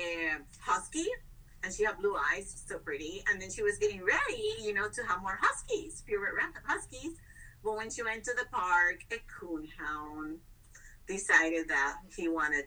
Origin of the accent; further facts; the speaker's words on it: Puerto Rico; I'm from Puerto Rico. I'm full Hispanic Puerto Rican, and Taínos were the original natives from Puerto Rico